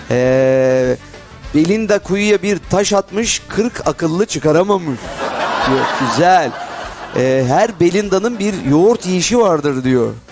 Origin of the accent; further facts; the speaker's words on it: Tekirdağ, Turkey; Tekirdağlı olarak. Evet bizim oralar meşhur.